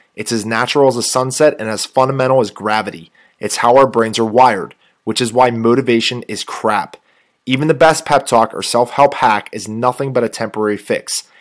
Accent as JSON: {"language": "English", "area": "Robinson Township area, Pittsburgh", "region": "Pennsylvania", "country": "United States", "said": "the area I'm from"}